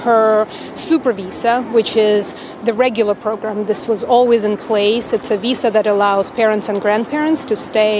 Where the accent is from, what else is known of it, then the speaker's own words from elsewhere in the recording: Kharkiv, Kharkiv Oblast, Ukraine; now in Vancouver, Canada; I'm originally from Kharkiv, Ukraine